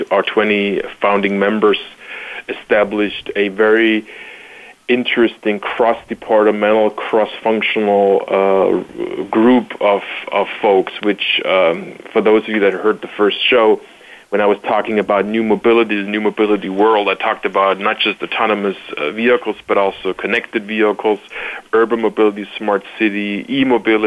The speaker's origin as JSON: {"language": "English", "town": "Stuttgart", "region": "Baden-Württemberg", "country": "Germany", "tie": "born or raised there", "moved": "yes", "lives_now": "Chicago, United States", "said": "I was originally born and raised in Stuttgart, Germany, but have now made Chicago my home"}